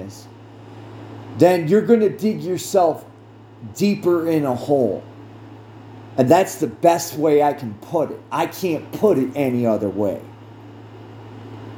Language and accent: English; United States; I speak from an American viewpoint